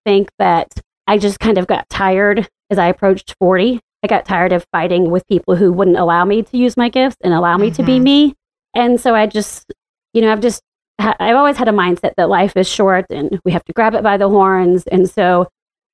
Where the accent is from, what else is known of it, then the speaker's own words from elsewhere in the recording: the Bible Belt, the South, United States; moved away as an adult; now in Washington, D.C., United States; growing up in the Bible Belt and in the buckle of the Bible Belt. It's been pretty lonely and living in the South